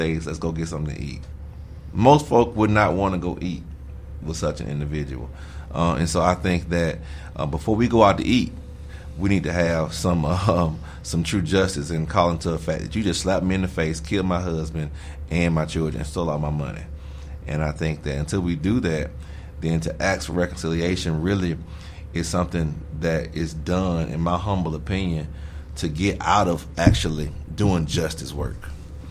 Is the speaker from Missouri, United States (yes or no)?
no; Alabama, United States; I'm from Alabama